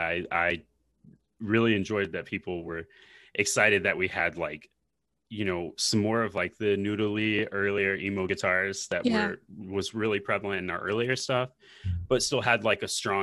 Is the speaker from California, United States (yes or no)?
no; Nashville, Tennessee, United States; I'm born and raised in Nashville.